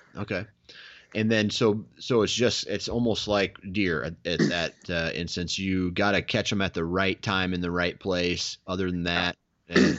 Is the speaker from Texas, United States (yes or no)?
no; Iowa, United States; I'm from Iowa